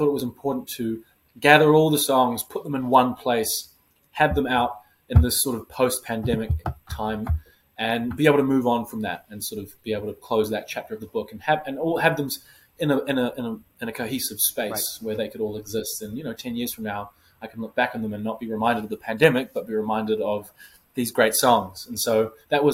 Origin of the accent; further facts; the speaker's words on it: New Zealand; moved away as an adult; now in New York City, United States; being a New Zealander